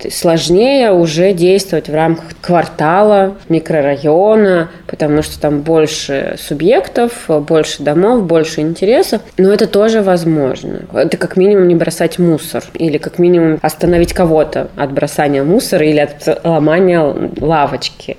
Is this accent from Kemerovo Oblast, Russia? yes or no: yes; Novokuznetsk, Kemerovo Oblast, Russia; moved away as an adult; also born or lived in Prokopyevsk; now in Novosibirsk, Russia; Я родом из Новокузнецка, вообще из города Прокопьевска, если быть точным, но считаю себя новокузнечанкой до сих пор, хотя не живу там с окончания школы